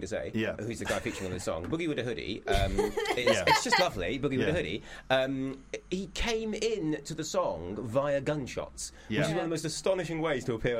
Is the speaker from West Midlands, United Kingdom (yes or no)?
no; Wales, United Kingdom; I'm Welsh.